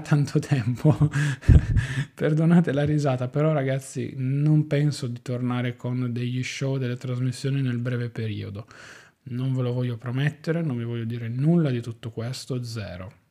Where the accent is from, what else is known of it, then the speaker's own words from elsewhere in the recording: Turin, Piedmont, Italy; io sono di Torino